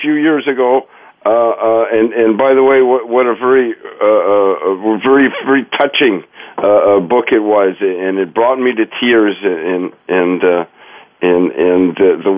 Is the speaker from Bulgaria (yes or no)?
no; Montreal, Quebec, Canada; I grew up in Montreal